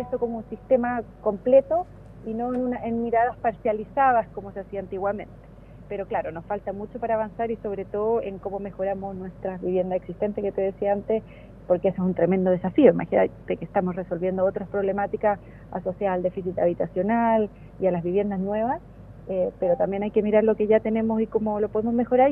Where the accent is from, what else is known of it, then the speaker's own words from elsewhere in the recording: Santiago, Santiago Metropolitan Region, Chile; moved away as an adult; now in Valdivia, Chile; toda la vida viví en Santiago, nací en Santiago, viví toda la vida en Santiago y me trasladé al sur buscando mejor calidad de vida